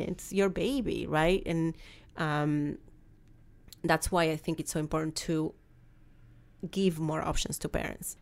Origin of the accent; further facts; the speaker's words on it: Argentina; English is a second language; moved away as an adult; now in United States; I came to the United States, as you can tell, I have a very strong accent. Um, I'm from Argentina